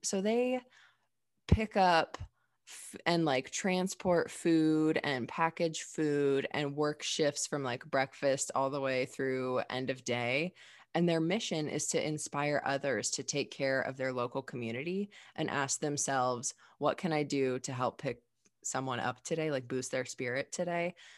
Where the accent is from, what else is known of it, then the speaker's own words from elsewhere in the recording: Dayton, Ohio, United States; I'm from Dayton, Ohio, like the birthplace of aviation